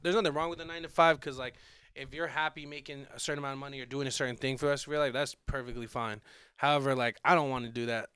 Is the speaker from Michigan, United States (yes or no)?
no; Arizona, United States; also born or lived in Santa Monica, California; I claim Arizona is where I grew up. I was born out in Santa Monica, okay, and like yeah. I, I, moved out here when I was like six